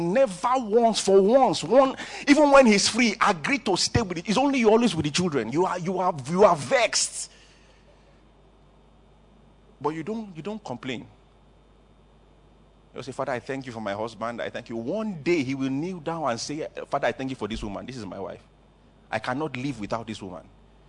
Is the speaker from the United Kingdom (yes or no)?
no; Canada; now in Nigeria; If you are Igbo, don't make fun of me. I'm Igbo too, but you see, I'm actually from Canada, like my pastor. I'm just here in Nigeria because of you.